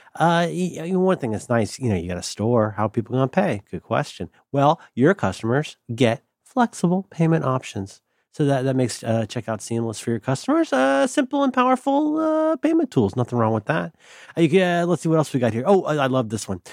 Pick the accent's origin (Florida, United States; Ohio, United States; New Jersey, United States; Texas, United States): Ohio, United States; I'm from Ohio